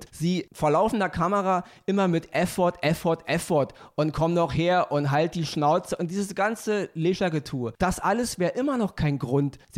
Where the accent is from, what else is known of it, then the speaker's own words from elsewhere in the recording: Austria; Weil wenn ich mit Oliver in, der, in Österreich unterwegs bin, wo ich herkomme